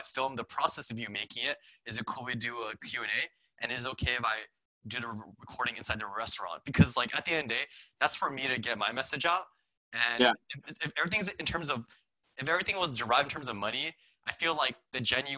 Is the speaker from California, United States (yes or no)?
yes; Santa Clarita Valley, Los Angeles, California, United States; So I'm from the Santa Fe Valley